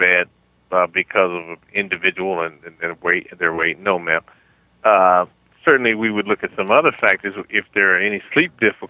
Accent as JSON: {"language": "English", "town": "Chicago", "region": "Illinois", "country": "United States", "tie": "born or raised there", "said": "that's my hometown."}